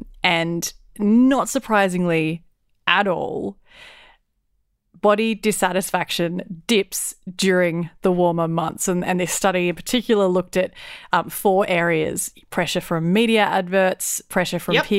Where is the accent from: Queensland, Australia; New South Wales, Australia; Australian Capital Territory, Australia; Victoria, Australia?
Queensland, Australia; I'm a Queenslander.